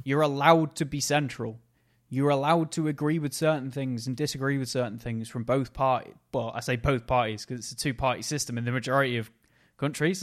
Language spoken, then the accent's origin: English; Macclesfield, North West England, United Kingdom; he came to my hometown